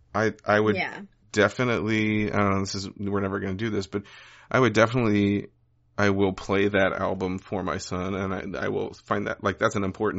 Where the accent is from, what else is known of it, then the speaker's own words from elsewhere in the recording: Wisconsin, United States; I grew up in Wisconsin